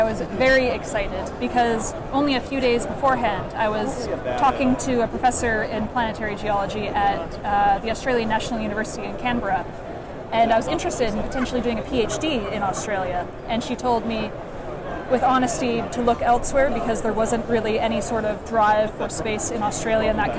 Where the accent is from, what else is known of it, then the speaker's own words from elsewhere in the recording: Canada; I'm Canadian by nationality